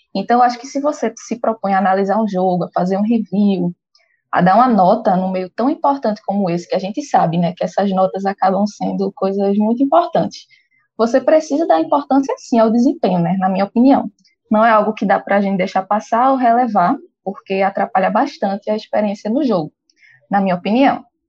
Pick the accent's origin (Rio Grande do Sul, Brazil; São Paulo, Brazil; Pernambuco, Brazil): Pernambuco, Brazil; eu moro em Recife, sou de Pernambuco